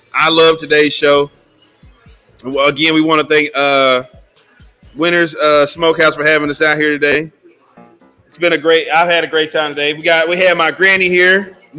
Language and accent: English; Cedar Hill, Texas, United States; Shout out to Cedar Hill for having us out here in my hometown.